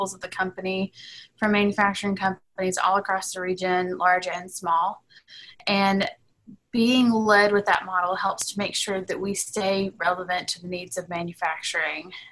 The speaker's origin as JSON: {"language": "English", "town": "Gate City", "region": "Virginia", "country": "United States", "tie": "born or raised there", "said": "I grew up in Southwest Virginia, specifically in Gate City, Virginia, in Scott County"}